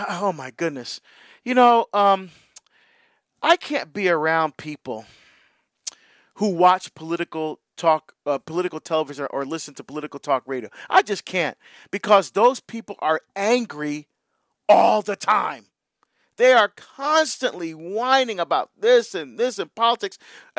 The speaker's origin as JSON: {"language": "English", "town": "Hillside", "region": "New Jersey", "country": "United States", "tie": "born or raised there", "lives_now": "Portland, United States", "said": "Because I now live in Oregon, right? I grew up in New Jersey, in Hillside, right near Newark. But now I live in Portland, Oregon."}